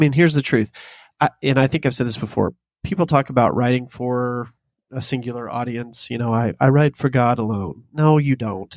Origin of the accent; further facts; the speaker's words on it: the South, United States; the poetry that I was born into as a Southerner